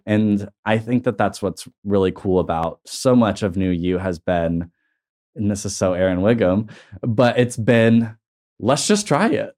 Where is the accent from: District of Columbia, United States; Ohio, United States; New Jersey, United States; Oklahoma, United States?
Oklahoma, United States; Tulsa; I'm comfortable in my hometown